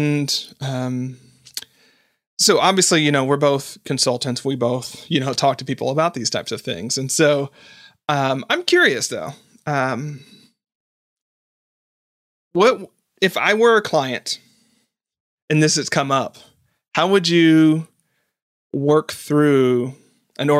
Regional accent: the South, United States; I grew up in the South.

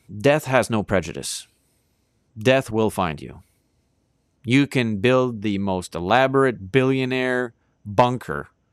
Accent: Canada

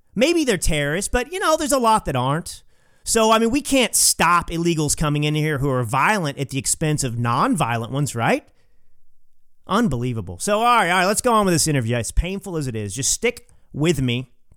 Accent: Texas, United States; I'm a Texan

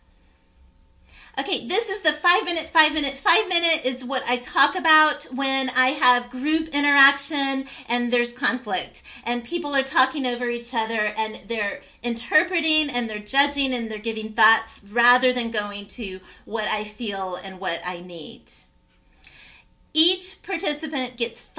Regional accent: Tennessee, United States; My parents immigrated from a country called Cyprus and I grew up in Tennessee

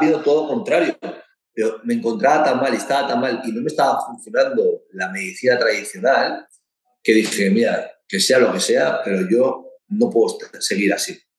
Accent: Basque Country, Spain; como buen vasco que soy

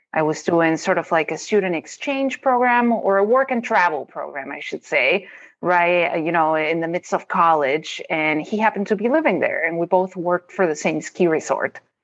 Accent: Rosario, Santa Fe, Argentina; moved away as an adult; also born or lived in Colorado; now in Minnesota, United States; I grew up in a city called Rosario in Argentina

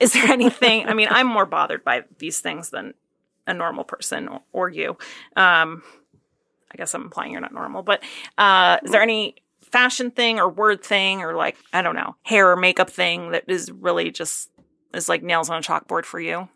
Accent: Northeast, United States; I'm from the Northeast. We're from places that are very, like, suburbia and or rural.

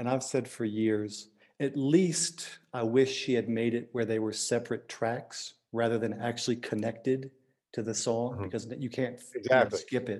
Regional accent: Burlington, Vermont, United States; also born or lived in Waitsfield, United States; Yeah, I grew up in Vermont, Burlington, Vermont, Waitsville, Vermont, and then Burlington, and library every weekend.

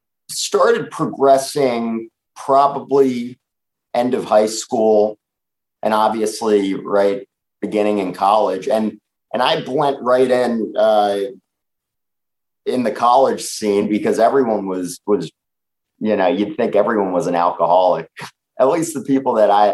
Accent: New York, United States; I'm a 31-year-old guy living in New York City, born and raised in New York.

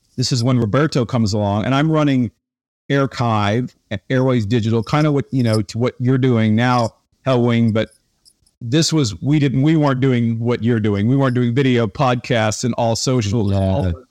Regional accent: Tulsa, Oklahoma, United States; I grew up in Tulsa, Oklahoma

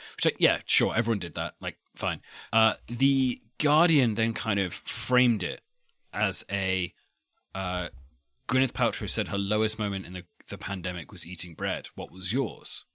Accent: United Kingdom

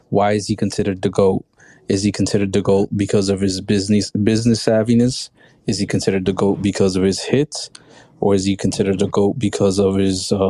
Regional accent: Colorado, United States; Yeah, I'm from Colorado.

